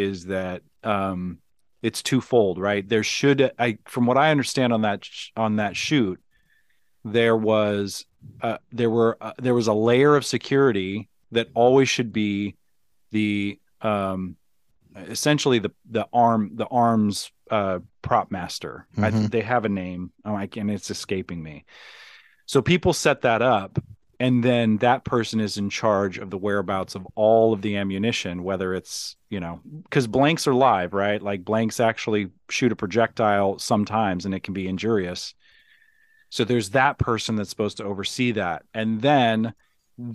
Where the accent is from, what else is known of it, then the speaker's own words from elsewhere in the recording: Columbus, Nebraska, United States; also born or lived in Indianapolis, Indiana / Ord, Nebraska; I lived in Columbus and moved to Ord like, you know, later on.